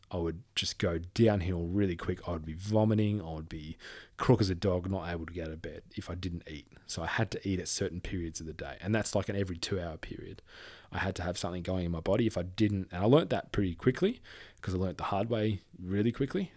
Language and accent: English; Perth, Western Australia, Australia; moved away; I'm from Perth